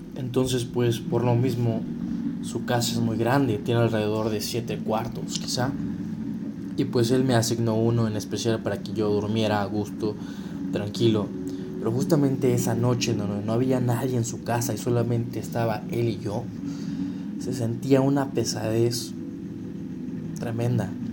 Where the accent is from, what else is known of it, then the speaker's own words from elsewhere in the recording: Querétaro, Mexico; yo soy de Querétaro